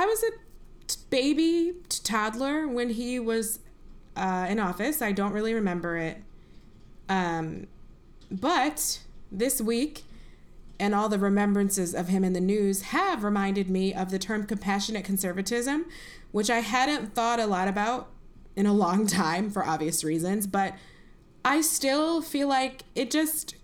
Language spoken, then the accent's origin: English; Buffalo, New York, United States; moved away as an adult; also born or lived in Princeton, New Jersey; growing up in Buffalo, New York